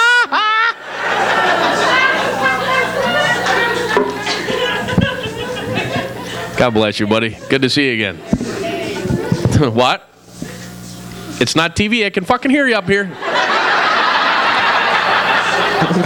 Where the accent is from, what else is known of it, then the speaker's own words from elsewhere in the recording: New York, United States; I'm from New York